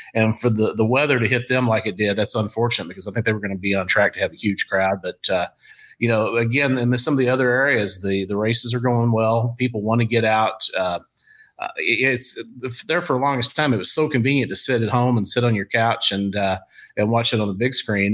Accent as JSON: {"language": "English", "region": "Eastern Kentucky", "country": "United States", "tie": "born or raised there", "moved": "as an adult", "lives_now": "St. Louis, United States", "said": "Eastern Kentucky, that was my hometown. That was my neighborhood."}